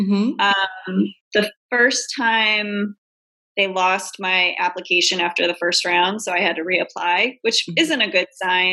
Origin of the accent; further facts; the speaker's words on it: New England, United States; Like I grew up in New England and it's very quiet and boring and vanilla.